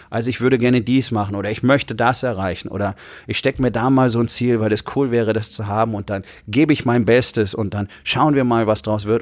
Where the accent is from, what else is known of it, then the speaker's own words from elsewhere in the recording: Rhineland, Germany; im Rheinland, wo ich groß geworden bin, einen guten Teil meiner Jugend